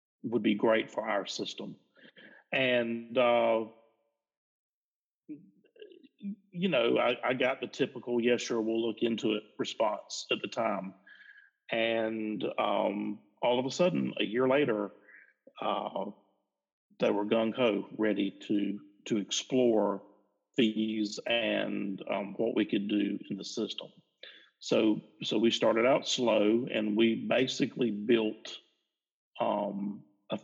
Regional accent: rural South Georgia, United States; I'm in rural South Georgia

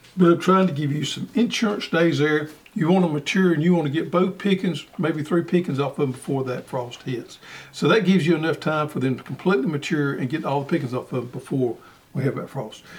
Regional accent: the South, United States; here in the South

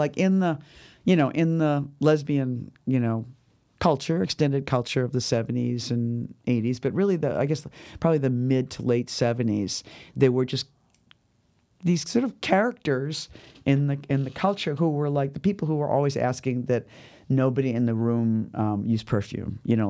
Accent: New York, United States; And also I was lonely from my home. I was lonely from New York.

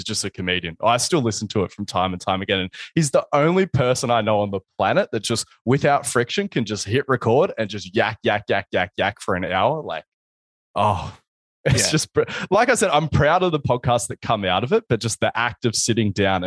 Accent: Wollongong, New South Wales, Australia; also born or lived in Sydney; I'd move back to my hometown and I'd sort of try to become the Eric Cressy of Wollongong

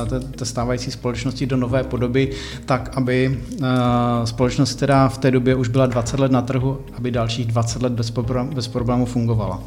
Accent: Czechia; něco podobného mi tady doma chybí, tak jsem si to vlastně přivezl sem do Čech

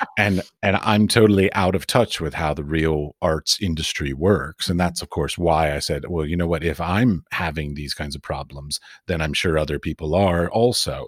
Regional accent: United States; moved away as an adult; also born or lived in Middle East; now in Europe; I'm from America. I've lived in the Middle East, and I now live in Europe

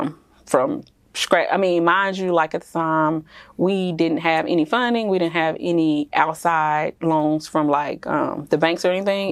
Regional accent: Jackson, Mississippi, United States; moved away as an adult; also born or lived in Texas / Dallas; I am originally from Jackson, Mississippi

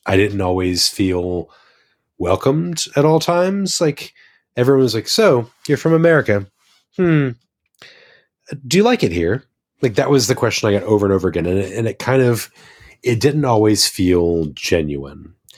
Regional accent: United States; moved away as an adult; now in New Zealand; as an American

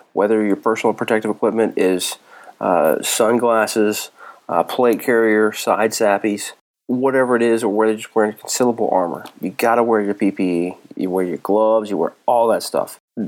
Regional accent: North Carolina, United States; It's somewhat sad state here in NC. I know how it is. I'm from North Carolina.

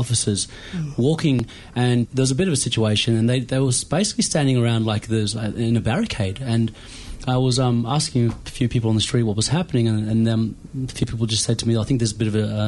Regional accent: the Kimberley, Western Australia, Australia; now in Melbourne, Australia; I'm from the Kimberleys, and we are used to being in hot country

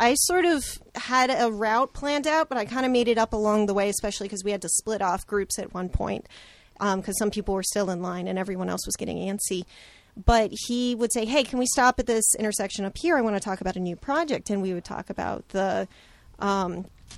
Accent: Pittsburgh, Pennsylvania, United States; now in Portland, United States; I was born in Pittsburgh, so I'm totally like, Yins is good for me

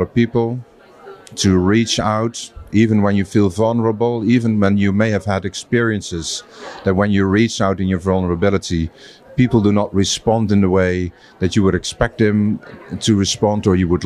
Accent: Netherlands; I'm from the Netherlands

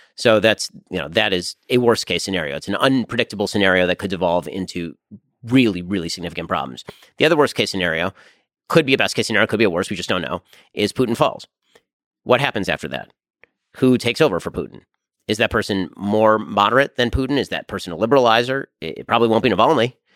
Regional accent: United States; being an American

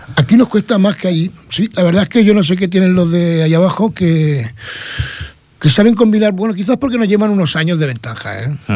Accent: Vélez-Rubio, Andalusia, Spain; Soy de Almería, Vélez Rubio

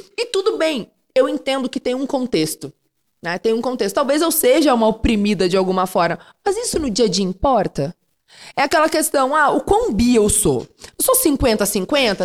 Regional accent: Panambi, Rio Grande do Sul, Brazil; also born or lived in Rio de Janeiro; now in São Paulo, Brazil; Eu nasci em Rio Grande, que é extremo sul do Rio Grande do Sul, mas fui criado em Panambi, que é a noroeste, uma cidade de colonização alemã.

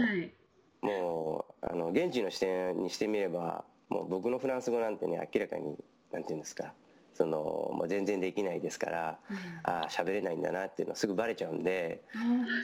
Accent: Tokyo, Japan; moved away as an adult; now in Los Angeles, United States; 僕はもともと東京で育ったんですけれども

